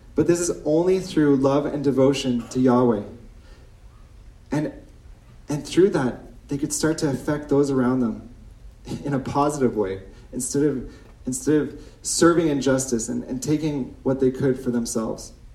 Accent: Ontario, Canada; moved away as an adult; now in Chambly, Canada; I come from Ontario. I've been in Quebec for nine years

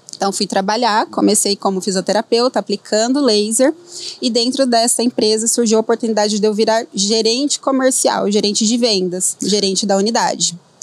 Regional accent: Dracena, São Paulo, Brazil; moved away as an adult; also born or lived in Adamantina; como fisioterapeuta da minha cidade, que eu sou lá de Dracena

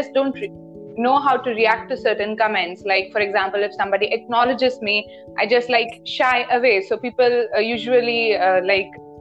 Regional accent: India; I basically live in India. I'm an Indian

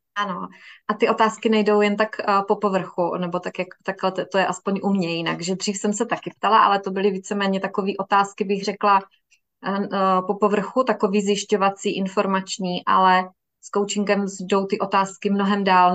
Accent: Miroslav, South Moravian Region, Czechia; Pocházíme ze stejného města, z Miroslavy, na Jižní Moravě.

